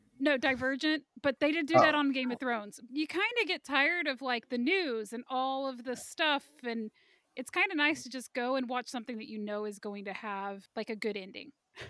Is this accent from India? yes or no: no; Kansas City, United States; moved away; I'm originally from Kansas City